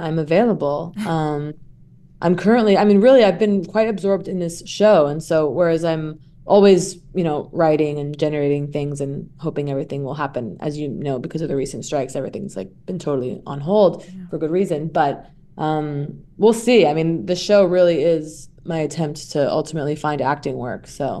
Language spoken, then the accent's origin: English; Santa Monica, California, United States; I'm from Santa Monica and that I'm an actress.